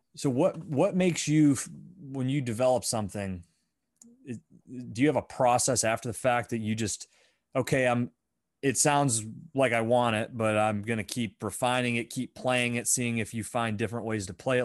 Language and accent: English; Fifth Ward, Pennsylvania, United States; I grew up in the Fifth Ward, right? So I grew up up on High Street